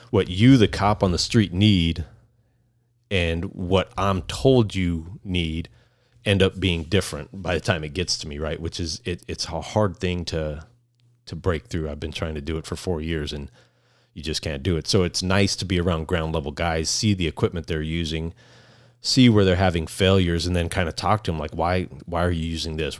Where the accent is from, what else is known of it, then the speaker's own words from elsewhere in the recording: Phoenix, Arizona, United States; also born or lived in Queen Creek, Arizona; I grew up in South Phoenix